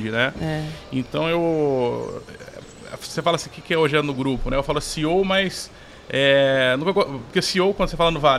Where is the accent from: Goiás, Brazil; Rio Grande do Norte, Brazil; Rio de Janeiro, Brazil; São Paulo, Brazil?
São Paulo, Brazil; São João da Boa Vista; Mas eu sou de São João da Boa Vista, interior de São Paulo